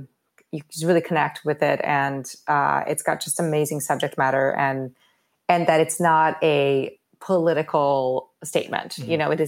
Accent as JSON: {"language": "English", "region": "Rio de Janeiro", "country": "Brazil", "tie": "born or raised there", "said": "And I grew up in Rio."}